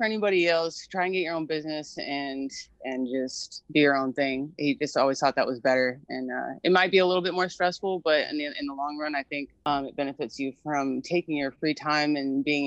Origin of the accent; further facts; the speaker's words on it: Anchorage, Alaska, United States; also born or lived in Red Lodge, Montana; now in Washington, United States; I'm originally from Anchorage, Alaska. I grew up in Montana a little bit, in Red Lodge, with my mom's side as well